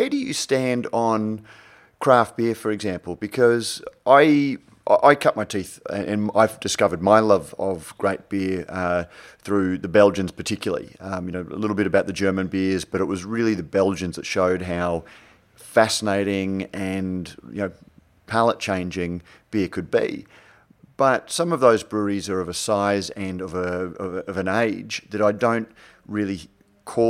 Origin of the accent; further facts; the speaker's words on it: Brisbane, Queensland, Australia; I'm a Brisbane boy